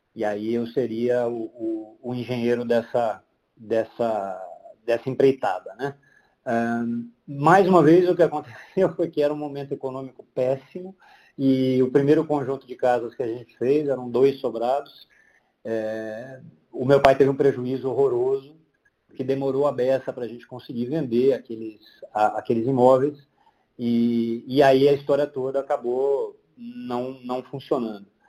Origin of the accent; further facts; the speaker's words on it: Londrina, Paraná, Brazil; moved away as an adult; also born or lived in Pato Branco, Brazil / Cascavel, Brazil; now in São Paulo, Brazil; Eu cheguei em Londrina é, com seis anos, seis, de, de pouquinho, alguma coisa assim. É, e fiquei lá até os 19